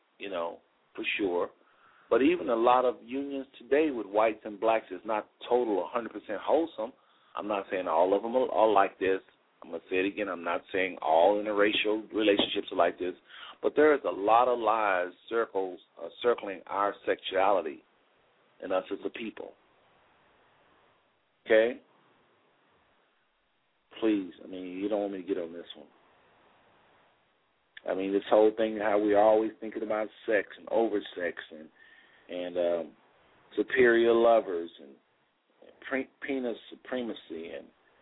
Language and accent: English; Texas, United States; now in Cincinnati, United States; I'm from Texas, really, but I live in Cincinnati